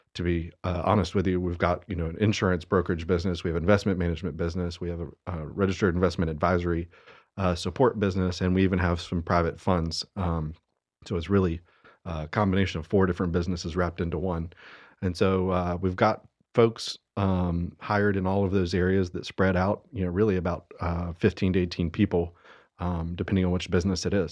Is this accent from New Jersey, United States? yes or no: no; Statesville, North Carolina, United States; also born or lived in Hickory, North Carolina; now in Cornelius, United States; I grew up in Statesville. Uh, lived there till I was eighteen.